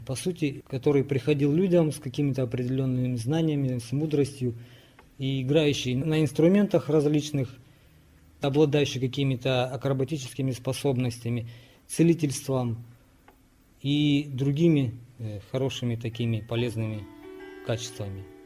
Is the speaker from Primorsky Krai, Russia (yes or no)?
yes; Razdolnoye, Primorsky Krai, Russia; Родился я в Приморском крае в поселке Раздольном